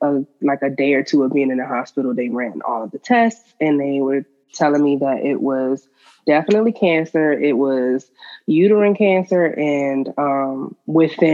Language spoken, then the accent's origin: English; Miami, Florida, United States; now in Atlanta, United States; I am originally from Miami, Florida, and I am currently in Atlanta.